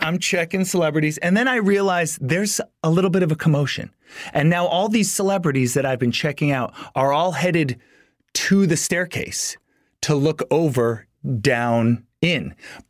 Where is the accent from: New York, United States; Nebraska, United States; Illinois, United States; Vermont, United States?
Vermont, United States; moved away as an adult; I was from Vermont, small town, came out here